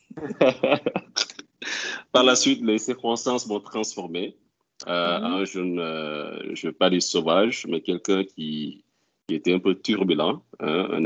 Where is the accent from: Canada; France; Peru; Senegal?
Senegal; Ziguinchor; moved away as an adult; also born or lived in Dakar, Senegal / Morocco; now in Houston, United States; je suis né à Ziguinchor, dans un quartier du nom de Cadior